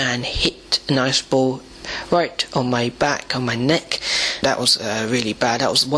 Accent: Gujarat, India; I have been bullied for being Indian. I have been bullied by other Gujaratis as well because of my caste.

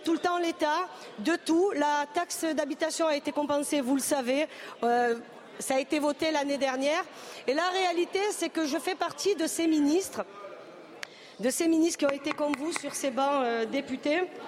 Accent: the South, southern France, France; on vient du Sud tous les deux

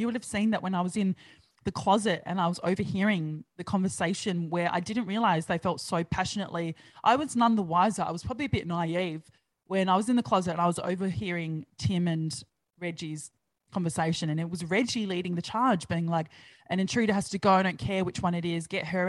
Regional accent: Australia; I grew up on Big Brother like the rest of Australia did.

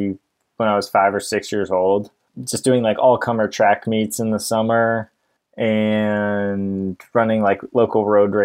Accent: Portland, Oregon, United States; also born or lived in Ashland, Oregon; I grew up in Portland, Oregon, and lived there till I went to college in 2007. Went down to Ashland, Oregon.

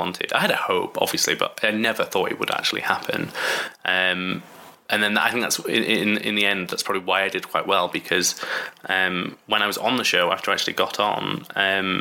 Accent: Bradford, Yorkshire and the Humber, United Kingdom; I'm from Bradford, which is in West Yorkshire.

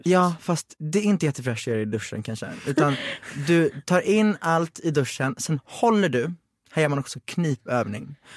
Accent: Växjö, Kronoberg County, Sweden; jag är från Växjö

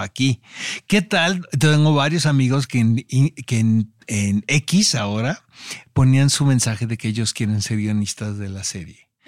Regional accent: Mexico; a nosotros como mexicanos

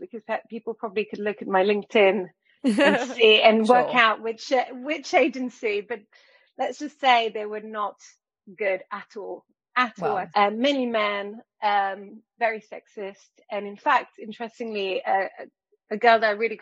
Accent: France; moved away; I grew up in France

